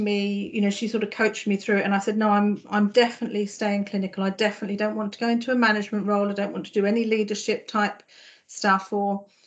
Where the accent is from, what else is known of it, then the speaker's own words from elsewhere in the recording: Farnham, South East England, United Kingdom; moved away as an adult; also born or lived in London / Essex; now in Norfolk, United Kingdom; My accent might give me away. I was born and grew up in Farnham in Surrey